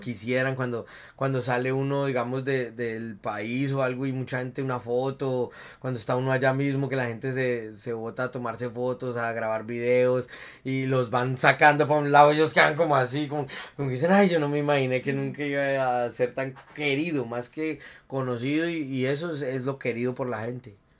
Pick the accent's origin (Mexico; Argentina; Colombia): Colombia; Boyacá; yo soy un boyacense, completamente boyacense. Bueno, mi mamá es de Santander, de una parte de Colombia que se llama Santander, mi papá es de Boyacá, yo nací en Boyacá, en un pueblito que se llama Genesano